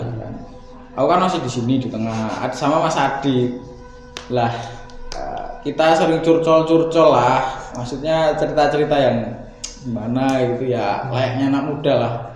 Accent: Kulon Progo, Special Region of Yogyakarta, Indonesia; now in Sleman, Indonesia; saya dari Kulon Progo dan kebetulan di di Sleman ini bekerja sama Mas Adit

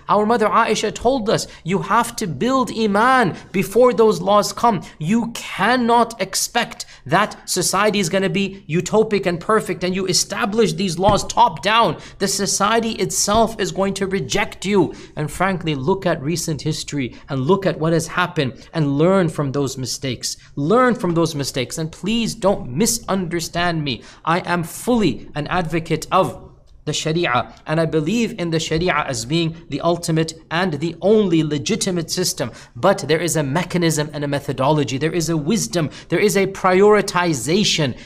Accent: United States; as a Muslim and as an American

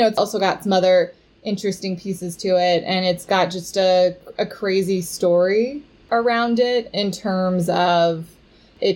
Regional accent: Houston, Texas, United States; I grew up in Houston, Texas, where there's actually the world's largest rodeo

